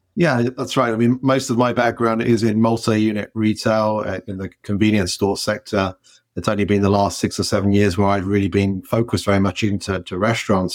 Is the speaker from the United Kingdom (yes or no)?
yes; England, United Kingdom; moved away as an adult; now in United States; as soon as I go back to England